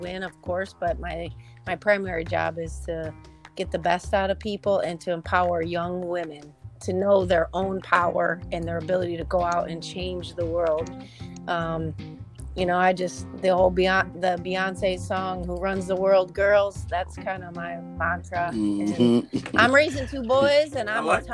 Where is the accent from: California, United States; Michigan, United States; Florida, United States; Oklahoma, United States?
Michigan, United States; I'm from Michigan